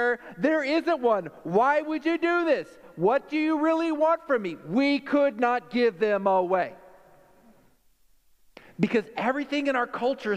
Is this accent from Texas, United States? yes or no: yes; Texas, United States; I'm a Texan